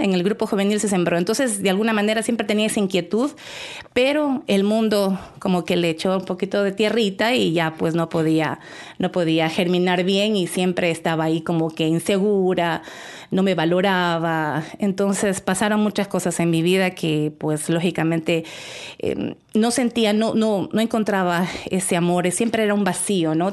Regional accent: El Oro, Ecuador; yo soy de Ecuador y entonces estaba en la provincia del Oro.

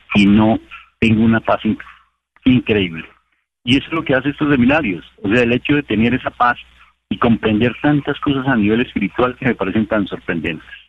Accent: Colombia; para los que somos colombianos

